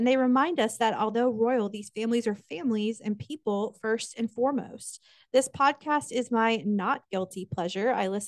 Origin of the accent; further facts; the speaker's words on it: Kansas, United States; now in the South, United States; the winters I grew up with in Kansas